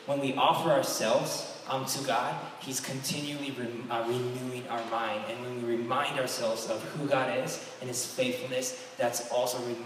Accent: Japan; moved away; I am from Japan

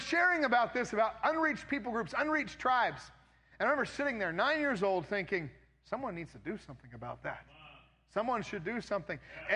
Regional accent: United States; I'm from America. I've lived years outside of this country

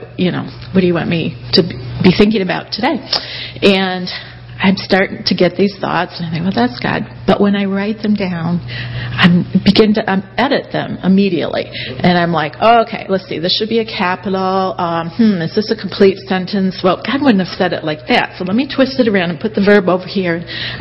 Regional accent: Kalamazoo, Michigan, United States; moved away as an adult; now in Somerville, United States; I'm from Kalamazoo. So good to be back here, you guys. This is still home. Yeah, we moved down to Somerville about a year ago

